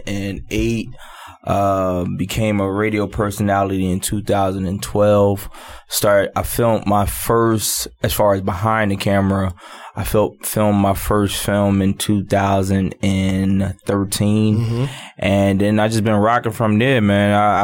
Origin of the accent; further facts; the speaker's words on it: Newark, New Jersey, United States; I'm born and raised in Newark, New Jersey.